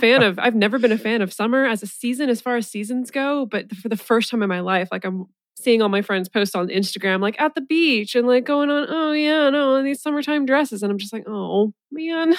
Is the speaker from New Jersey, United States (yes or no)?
no; hometown of Sierra Nevada brewery, California, United States; a brew from my hometown